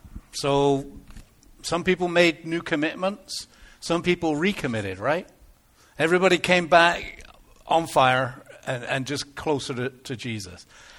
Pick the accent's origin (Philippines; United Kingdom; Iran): United Kingdom; England; accent: English; moved away; I kind of lost my English accent a little bit. That's what I used to sound like when I first came over.